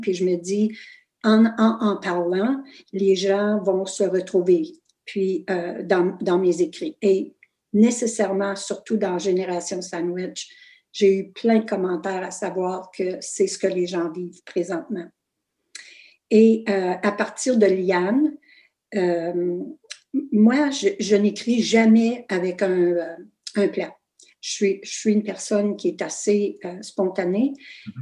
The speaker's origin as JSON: {"language": "French", "town": "Fauquier", "region": "Ontario", "country": "Canada", "tie": "born or raised there", "also_born_or_lived": "Kapuskasing, Ontario", "first_language": "French", "said": "je suis née à Fauquier, petit village super francophone"}